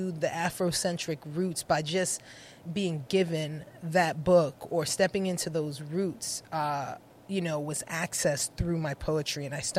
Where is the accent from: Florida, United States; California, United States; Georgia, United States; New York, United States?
New York, United States; New York City; moved away; also born or lived in Connecticut; Or Brooklyn, because we grew up in Brooklyn.